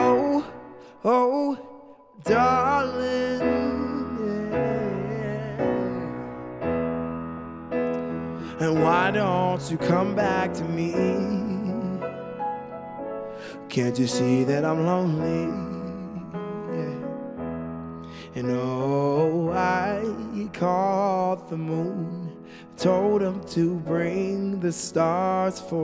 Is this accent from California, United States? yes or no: yes; California, United States; also born or lived in Los Angeles; now in Salt Lake City, United States; I grew up in California, really diverse, but there were still race wars at my school and riots and stuff like